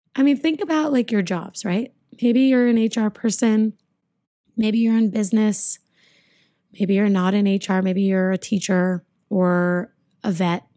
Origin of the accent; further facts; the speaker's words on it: United States; I'm American and I am Jewish